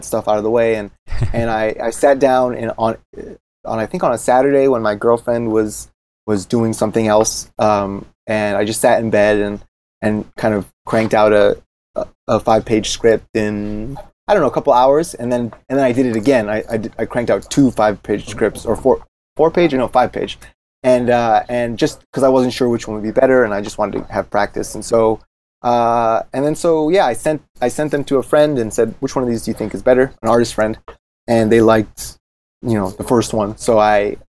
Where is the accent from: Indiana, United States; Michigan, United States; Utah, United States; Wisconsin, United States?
Michigan, United States; East Lansing; the town that I grew up in Michigan State, in East Lansing